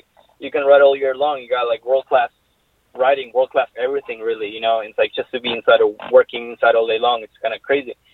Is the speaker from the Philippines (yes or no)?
no; Argentina; moved away; I grew up in Argentina